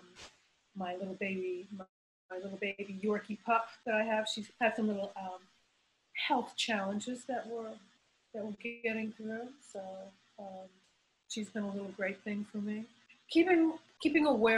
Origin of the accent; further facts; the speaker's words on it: Montreal, Quebec, Canada; I grew up in Montreal, Canada, of all places.